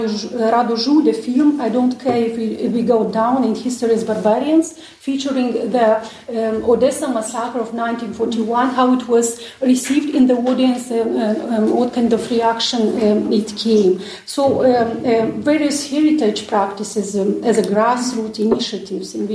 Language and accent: English; Edinet, Edineț District, Moldova; my hometown, Edinets.